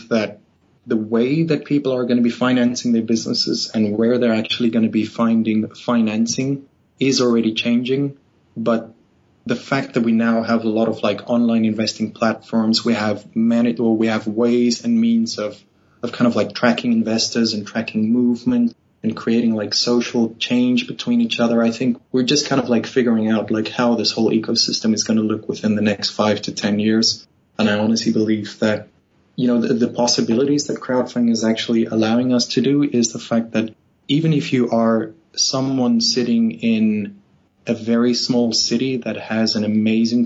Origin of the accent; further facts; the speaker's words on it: Namibia; moved away as an adult; also born or lived in South Africa; now in Sweden; I'm actually Namibian. I was born in Namibia